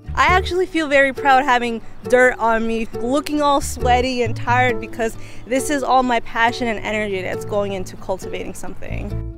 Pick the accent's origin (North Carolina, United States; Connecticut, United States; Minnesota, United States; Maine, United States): Connecticut, United States; New Haven; My parents are from Mexico, and I was born here in New Haven